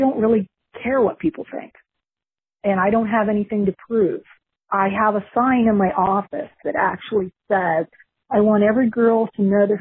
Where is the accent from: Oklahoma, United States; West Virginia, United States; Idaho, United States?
West Virginia, United States; now in Vero Beach, United States; I grew up in West Virginia